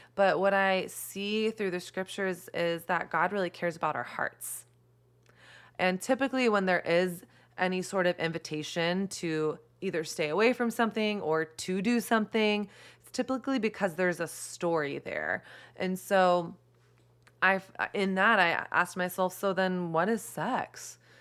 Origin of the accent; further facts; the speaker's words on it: Texas, United States; moved away as an adult; also born or lived in New York City; I grew up in Texas in the early two thousands